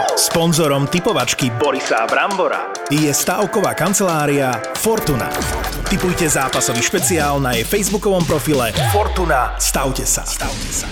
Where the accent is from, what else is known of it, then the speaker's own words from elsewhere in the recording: Slovakia; som Slovák